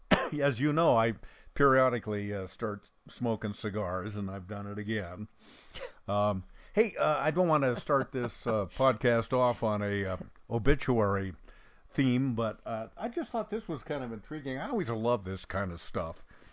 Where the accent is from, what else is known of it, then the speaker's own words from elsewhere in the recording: Bend, Oregon, United States; I grew up in Central Oregon, Bend.